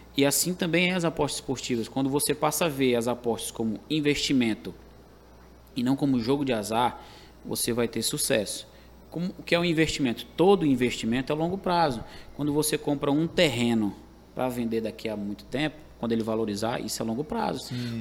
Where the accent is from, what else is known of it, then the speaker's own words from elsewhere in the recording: Caucaia, Ceará, Brazil; moved away as an adult; now in Fortaleza, Brazil; Onde eu cresci, né? Tive minha infância, adolescência, na, no saudoso bairro da Jurema